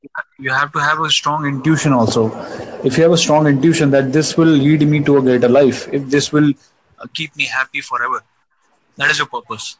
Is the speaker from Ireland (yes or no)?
no; India; I'm from India